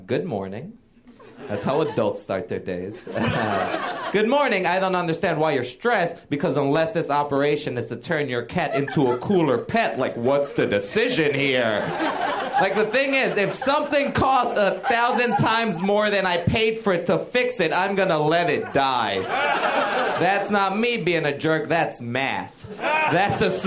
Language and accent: English; Puerto Rico; now in New York, United States; I grew up in Puerto Rico